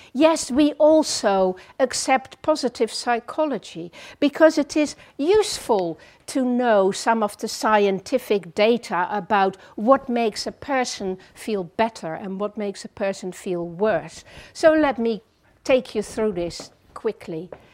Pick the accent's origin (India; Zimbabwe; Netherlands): Netherlands; English is a second language; moved away as an adult; also born or lived in France; now in England; I grew up in the Netherlands for 18 years, did my classical education there, then moved to France